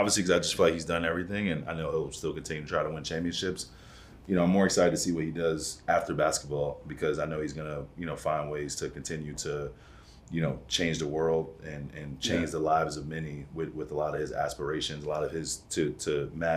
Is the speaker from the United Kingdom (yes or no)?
no; New York City, New York, United States; growing up in Brooklyn